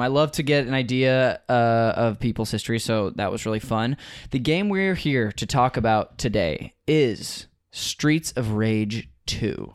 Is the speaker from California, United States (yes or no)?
yes; Modesto, California, United States; I'm from Northern California.